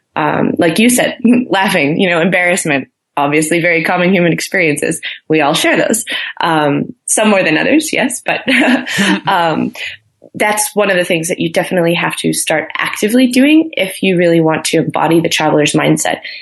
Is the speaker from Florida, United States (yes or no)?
no; Milwaukee, Wisconsin, United States; moved away as an adult; also born or lived in Frankfurt, Germany; now in Boulder, United States; I'm from Milwaukee, Wisconsin. Um, Midwest